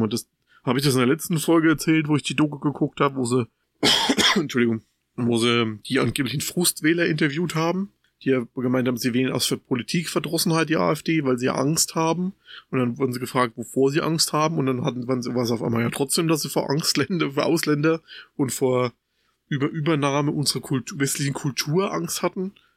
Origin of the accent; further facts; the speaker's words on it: Germany; bei uns in Deutschland